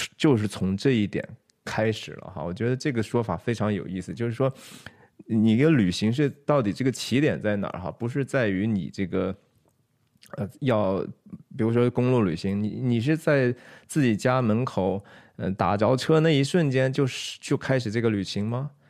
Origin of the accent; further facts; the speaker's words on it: Shanxi, China; 我是山西人哈，山西人是其实非常爱家的， 其实非常不太喜欢出去的